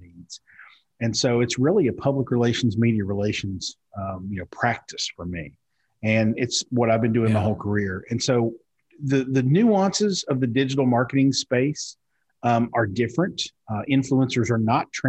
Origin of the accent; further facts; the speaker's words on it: Eastern Kentucky, United States; I'm almost 50, and I grew up in Eastern Kentucky.